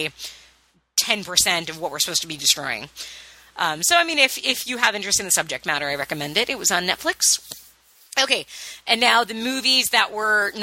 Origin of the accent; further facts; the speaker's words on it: United States; being an American